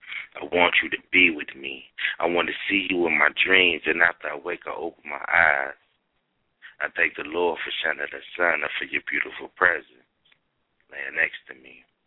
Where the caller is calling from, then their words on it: Cincinnati, Ohio, United States; Cincinnati, Ohio.